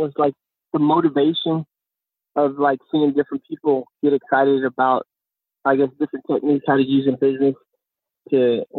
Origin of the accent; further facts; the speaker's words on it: Jasper, Texas, United States; also born or lived in Germany; I'm originally from Jasper, Texas. Born and raised there, grew up in Dodge schools overseas in Germany.